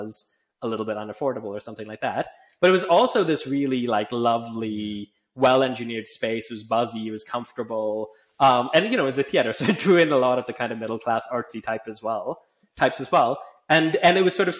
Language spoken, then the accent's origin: English; Calgary, Alberta, Canada; moved away as an adult; now in United Kingdom; I grew up in Calgary in Canada